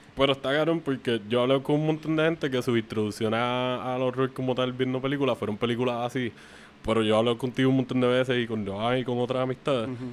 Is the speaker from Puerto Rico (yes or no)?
yes; Canóvanas, Puerto Rico; donde yo crecí en Canoa en otra parte, en Palmasola